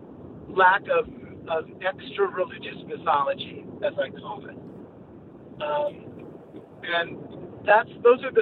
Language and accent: English; Long Island, New York, United States; moved away; the place that I grew up on Long Island. I had a wonderful childhood